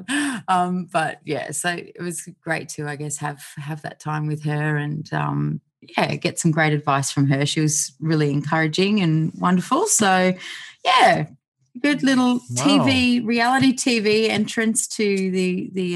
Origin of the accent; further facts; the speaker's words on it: outside Canberra, New South Wales, Australia; I grew up on a property outside of Canberra